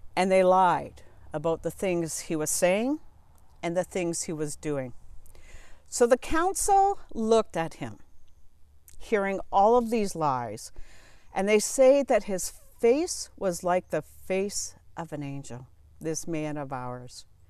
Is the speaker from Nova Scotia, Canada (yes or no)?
no; Southern Ontario, Canada; moved away as an adult; also born or lived in Asia / Boston; I was born and raised in Southern Ontario